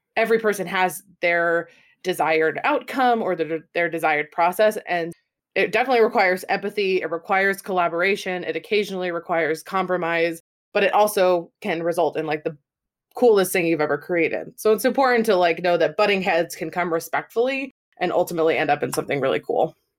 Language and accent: English; United States; as an American